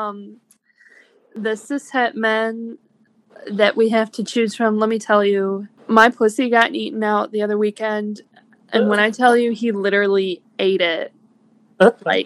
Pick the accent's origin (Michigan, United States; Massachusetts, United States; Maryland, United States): Michigan, United States; Northern; I'm 23 years old and I'm from Northern Michigan